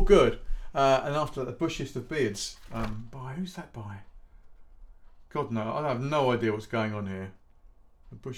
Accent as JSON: {"language": "English", "town": "Shepperton", "region": "South East England", "country": "United Kingdom", "tie": "born or raised there", "said": "I grew up in Shepparton."}